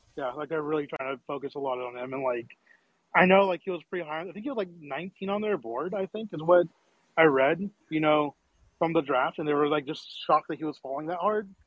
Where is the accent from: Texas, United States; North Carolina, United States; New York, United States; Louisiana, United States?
Texas, United States; Dallas; I'm from Dallas